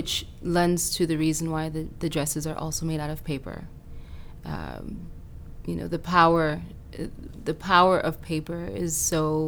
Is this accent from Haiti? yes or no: yes; Haiti; now in United States; I was born in Haiti, and I spent a lot of time in Haiti when I was younger.